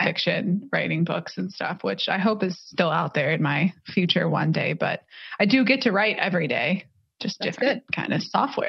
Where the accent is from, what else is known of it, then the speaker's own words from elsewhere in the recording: Louisville, Kentucky, United States; I'm originally from Louisville, Kentucky, and GE is a big employer there.